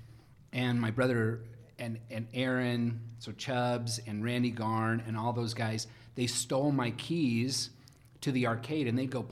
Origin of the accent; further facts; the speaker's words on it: Rexburg, Idaho, United States; also born or lived in Jerome, Idaho / Pocatello, Idaho; now in Utah, United States; But I was in Pocatello till I was 6 or 7. But I was raised in Rexburg, Idaho, of all places. So where BYU Idaho is now. It used to be called Ricks.